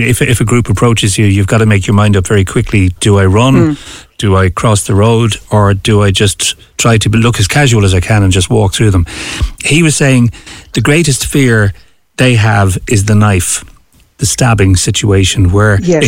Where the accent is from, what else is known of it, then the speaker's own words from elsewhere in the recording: Dublin, Leinster, Ireland; moved away as an adult; I came from Dublin. I've lived there all of my life now.